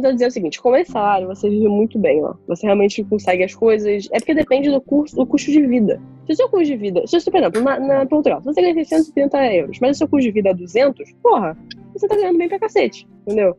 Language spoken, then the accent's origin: Portuguese; Rio de Janeiro, Brazil; accent: carioca; moved away as an adult; now in Ireland; o nosso sotaque carioca